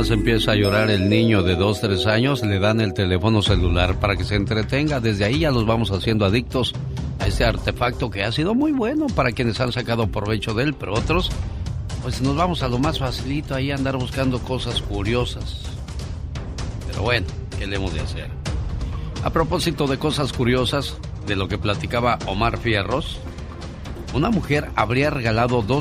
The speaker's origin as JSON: {"language": "Spanish", "country": "Mexico", "moved": "yes", "said": "un día salí de México, pero México nunca salió"}